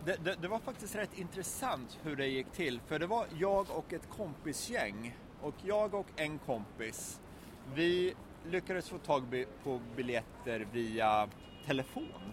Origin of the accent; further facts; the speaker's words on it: Sweden; som svensk har man ju … i blodet